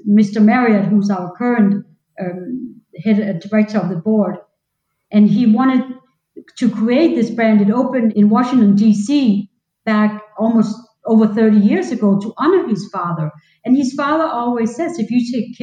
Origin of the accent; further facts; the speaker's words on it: Denmark; now in Orlando, United States; I'm not originally from this country. I'm from Denmark.